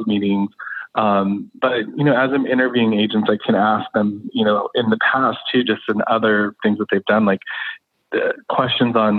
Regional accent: Los Angeles, California, United States; I'm an LA native. I grew up in Los Angeles, went to UCLA

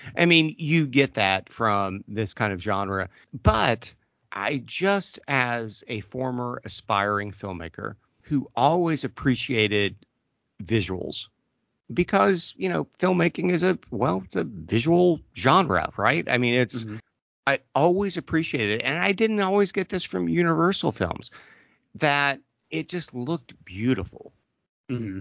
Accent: Southern Ohio, United States; I grew up in Southern Ohio

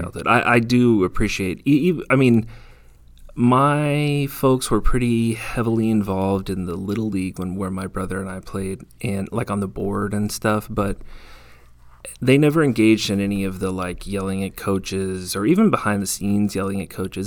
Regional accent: California, United States; moved away; I'm from California

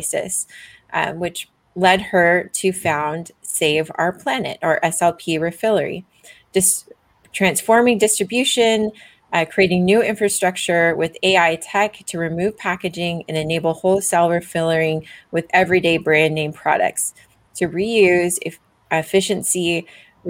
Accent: Canada; I'm also Canadian

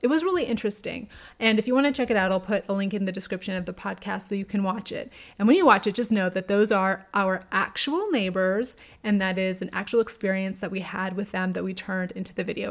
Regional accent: Albuquerque, New Mexico, United States; I grew up in New Mexico, in Albuquerque

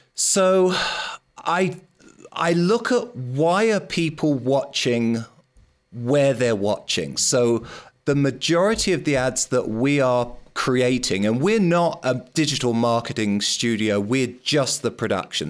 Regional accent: London, United Kingdom; I grew up in London

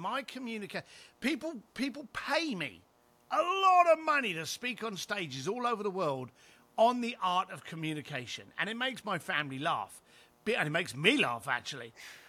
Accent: London, United Kingdom; And I was a bricklayer from East London, got kicked out of school, never went to college

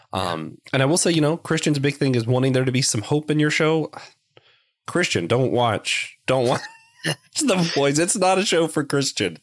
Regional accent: Knoxville, Tennessee, United States; now in Lancaster, United States; I'm originally from Knoxville, Tennessee

